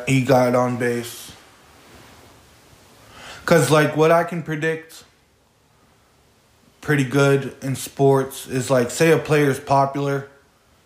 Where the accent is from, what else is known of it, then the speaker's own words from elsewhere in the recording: New England, United States; I grew up in the New England area